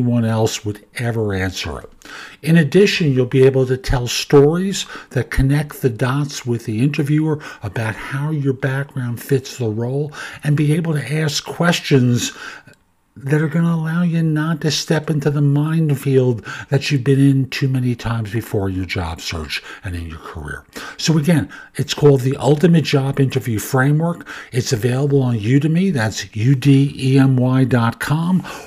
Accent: New York City, New York, United States; growing up in the Bronx at Yankee Stadium

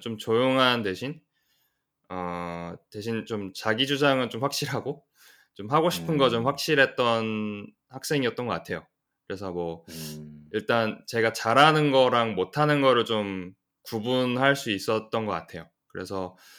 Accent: United States; also born or lived in South Korea; 저는 이제 그 미국에서 태어나서 쭉 대부분 아. 미국에서 지금 보냈고 좀 한국에서 잠깐 잠깐씩 살긴 했어요.

